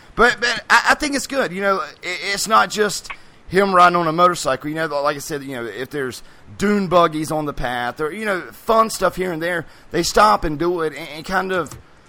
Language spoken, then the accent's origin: English; North Carolina, United States; this week it was in North Carolina, which is my home state. I'm in Greensboro, North Carolina